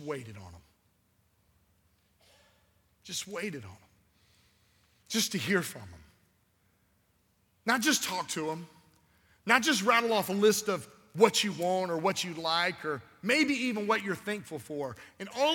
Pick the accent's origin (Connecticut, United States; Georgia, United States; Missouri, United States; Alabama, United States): Georgia, United States; Albany; This is my hometown. I was born here